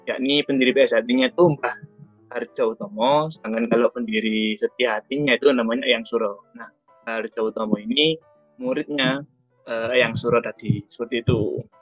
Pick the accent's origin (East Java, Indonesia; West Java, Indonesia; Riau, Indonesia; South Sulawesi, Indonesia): East Java, Indonesia; Surabaya; Uh, di sini asalku dari Surabaya.